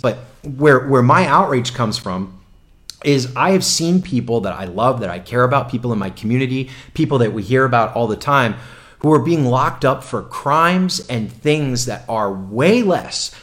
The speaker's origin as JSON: {"language": "English", "region": "South Florida", "country": "United States", "said": "I'm from South Florida"}